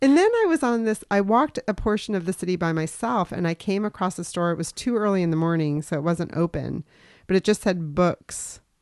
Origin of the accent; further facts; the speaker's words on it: Yellow Springs, Ohio, United States; somebody that I grew up with in Yellow Springs, Ohio